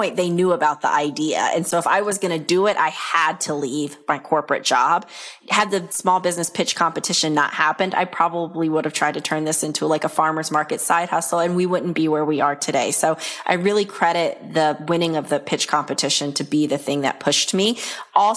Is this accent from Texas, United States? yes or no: no; Fayetteville, North Carolina, United States; runs a small trucking company in my hometown of Fayetteville, North Carolina.